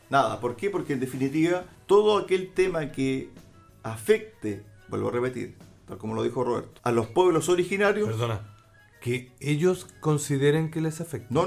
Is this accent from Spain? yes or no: no; Chile; todos somos chilenos.